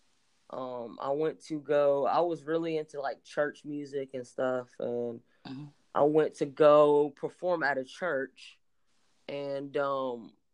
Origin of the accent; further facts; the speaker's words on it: Texas, United States; also born or lived in Oklahoma City, Oklahoma; I was born in Oklahoma City, but I was raised in Texas